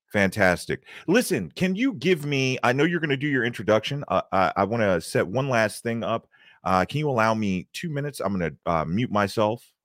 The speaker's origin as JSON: {"language": "English", "town": "Baltimore", "region": "Maryland", "country": "United States", "tie": "born or raised there", "moved": "as an adult", "lives_now": "Atlanta, United States", "said": "I'm originally from Baltimore, Maryland. Uh, I grew up in Baltimore County, uh, just outside of the city of Baltimore"}